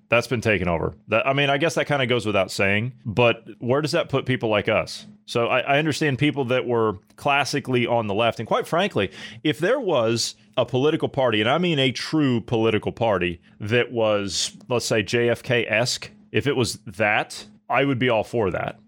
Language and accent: English; Ohio, United States; my home state of Ohio